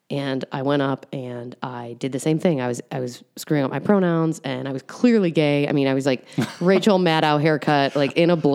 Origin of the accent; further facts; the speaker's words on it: New York, United States; moved away as an adult; now in Columbus, United States; I'm from New York.